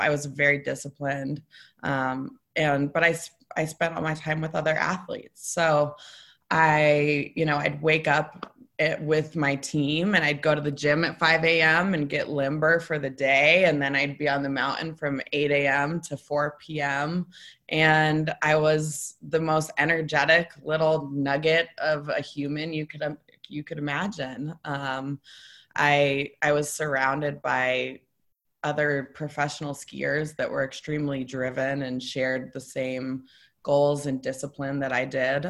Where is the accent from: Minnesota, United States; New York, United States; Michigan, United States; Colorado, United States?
Colorado, United States; Breckenridge; now in Denver, United States; I was born in Denver, grew up in Breckenridge. So I grew up in the mountains